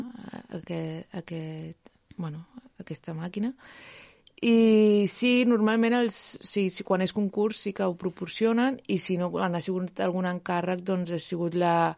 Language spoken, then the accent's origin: Catalan; Sant Feliu de Llobregat, Catalonia, Spain; allà a Sant Feliu, que és d'on soc, a Sant Feliu de Llobregat